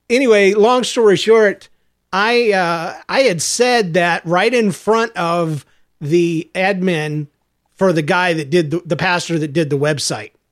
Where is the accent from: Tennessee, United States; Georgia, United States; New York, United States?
Georgia, United States; I'm from Georgia, man.